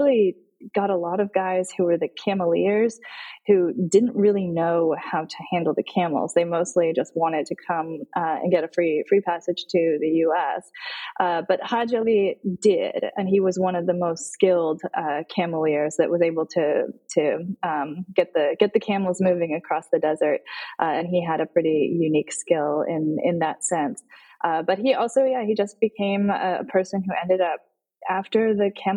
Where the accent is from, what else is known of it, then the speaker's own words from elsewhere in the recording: Arizona, United States; as somebody growing up in the desert southwest, I grew up in Arizona